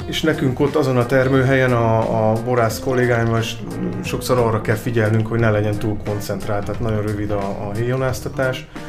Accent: Csongrád wine region, Csongrád-Csanád, Hungary; ott is születtem, úgyhogy nagyon nagy lelkesedéssel tudok beszélni a vidékről

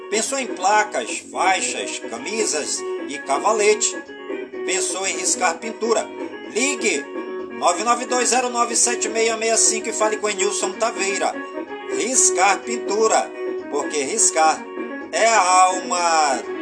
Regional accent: Careiro da Várzea, Amazonas, Brazil; por todas as comunidades do Careiro da Várzea, minha cidade natal

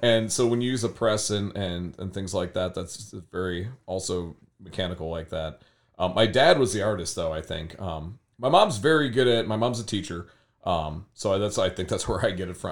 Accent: Berea, Ohio, United States; also born or lived in Fairview Park, Ohio; I was born in Fairview Park, which is super west side. And then I grew up in Berea

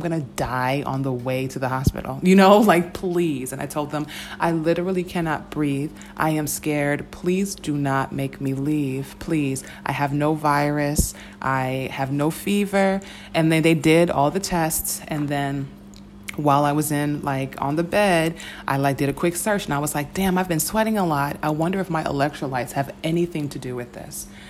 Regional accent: United States; as an American

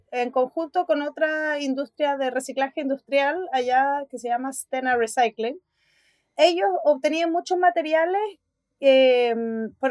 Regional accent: Chile; moved away as an adult; also born or lived in Sweden; now in Spain; soy diseñadora industrial de Chile. Hice un máster y después un doctorado en Suecia

